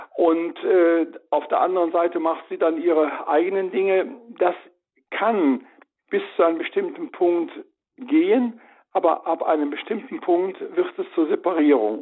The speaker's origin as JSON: {"language": "German", "town": "Cologne", "region": "North Rhine-Westphalia", "country": "Germany", "said": "Meine Frau und ich, wir sind beide Kölner"}